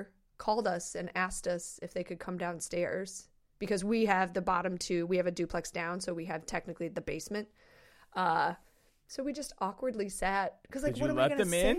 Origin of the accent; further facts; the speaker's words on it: Iowa, United States; Like, we grew up in Iowa.